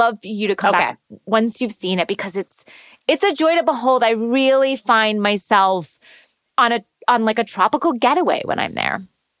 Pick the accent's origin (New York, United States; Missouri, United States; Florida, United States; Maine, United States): Florida, United States; I'm from Florida.